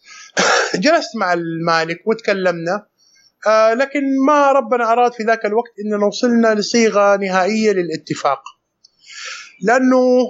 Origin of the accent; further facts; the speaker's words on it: Saudi Arabia; عندنا في السعوديه